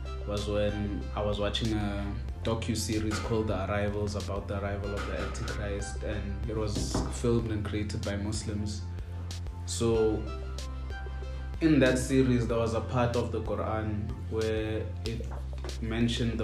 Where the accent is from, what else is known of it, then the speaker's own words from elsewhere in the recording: Pretoria, Gauteng, South Africa; I'm from PTA.